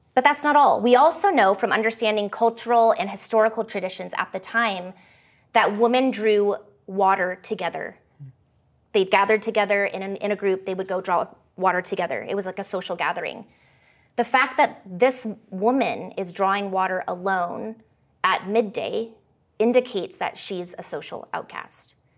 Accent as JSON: {"language": "English", "country": "Canada", "tie": "born or raised there", "also_born_or_lived": "California", "said": "After my parents divorced at the age of eight, I moved from California to Canada, um, where I'd moved with my dad and his side of the family."}